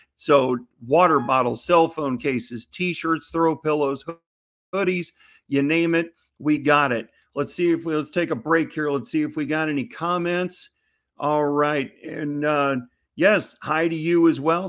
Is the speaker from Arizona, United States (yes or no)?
no; Missouri, United States; my home state of Missouri